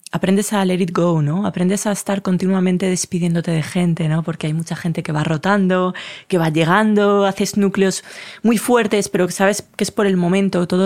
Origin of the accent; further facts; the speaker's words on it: Colombia; Yo soy de Colombia, que es azul